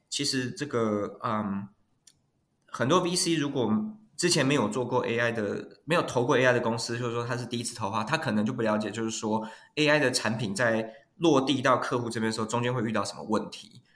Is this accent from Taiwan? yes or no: yes; Taiwan; moved away as an adult; now in Silicon Valley, United States; 我是，本身是台湾长大哈，然后是这个，呃，比较是 technical 的 background 的背景